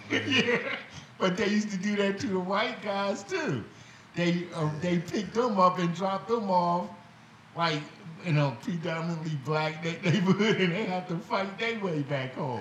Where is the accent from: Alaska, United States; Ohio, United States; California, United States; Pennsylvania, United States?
Pennsylvania, United States; Philadelphia; I was from West Philly